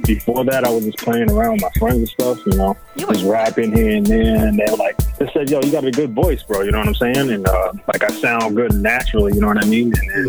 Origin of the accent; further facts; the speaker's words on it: Brockton, Massachusetts, United States; I grew up in Brockton. I went to West Virginia High. I went to Brockton High School, too, as well. Very big school in Brockton High School. Over 2,000 kids. Went to Bristol Community College as well